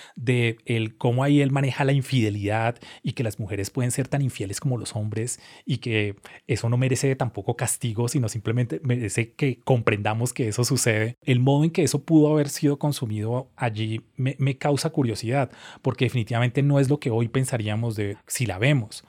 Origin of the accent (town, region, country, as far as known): Colombia